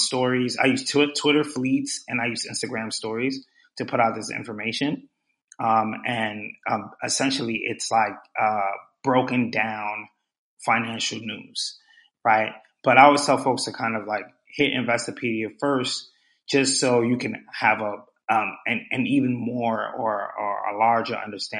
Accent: New York City, New York, United States; also born or lived in Pennsylvania; I was born and raised in Brooklyn.

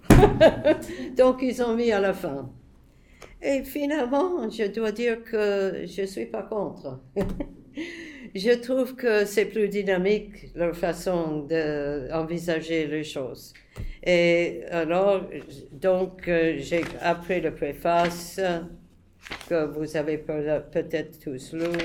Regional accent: United States; moved away; je suis soi-disant neutre, je suis américaine

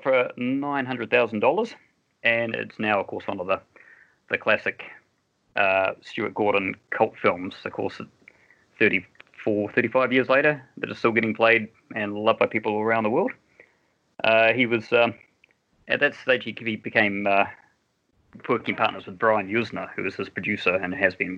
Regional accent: New Zealand; being a Kiwi

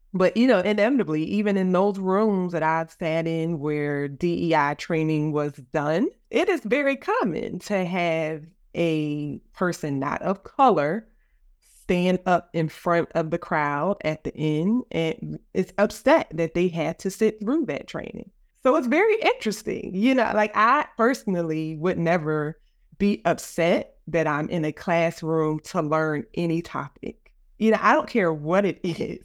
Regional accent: Philadelphia, Pennsylvania, United States; moved away as an adult; also born or lived in Virginia; I am from West Philadelphia. I went to the Philadelphia High School for Girls

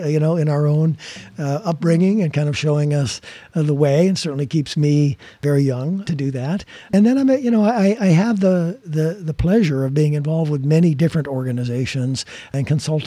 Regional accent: Rockford, Illinois, United States; my hometown, which is Rockford, Illinois

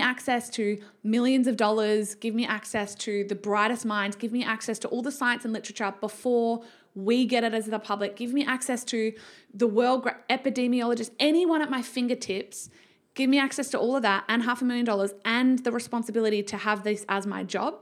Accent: Victoria, Australia; moved away; also born or lived in Canberra / Western Australia; I was raised in Victoria

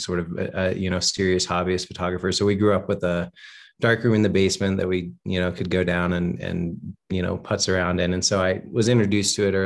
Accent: Western North Carolina, United States; also born or lived in Chapel Hill, North Carolina; I grew up in Western North Carolina, and went to school in Chapel Hill

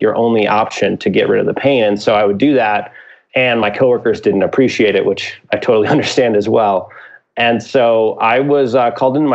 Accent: Midwest, United States; I'm from the Midwest

